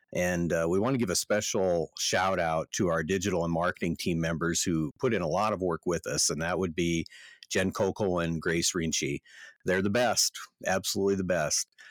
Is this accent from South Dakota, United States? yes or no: yes; Yankton, South Dakota, United States; the hospital in Yankton, South Dakota in 1964